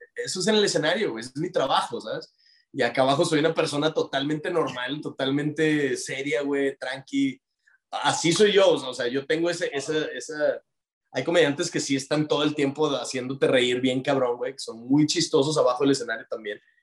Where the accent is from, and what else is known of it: Monterrey, Nuevo León, Mexico